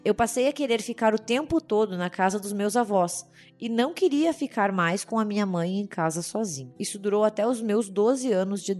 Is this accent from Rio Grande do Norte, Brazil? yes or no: yes; Natal, Rio Grande do Norte, Brazil; Oi, gente … sou de Natal, Rio Grande do Norte